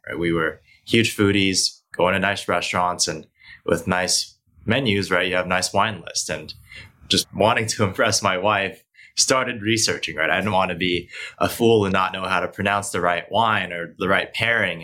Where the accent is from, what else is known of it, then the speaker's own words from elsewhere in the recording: Hong Kong; also born or lived in Beijing, China; now in United States; I was born here in the states, but I actually grew up primarily in Asia. So I grew up in Hong Kong in Beijing